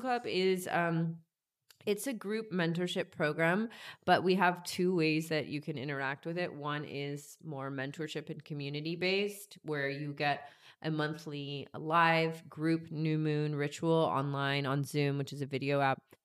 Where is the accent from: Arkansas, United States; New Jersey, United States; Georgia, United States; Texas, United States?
Georgia, United States; moved away; I grew up in Georgia